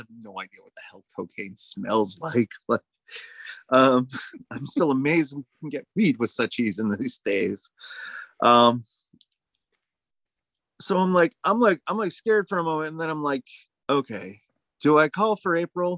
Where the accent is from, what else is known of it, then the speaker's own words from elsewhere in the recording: United States; I'm an American.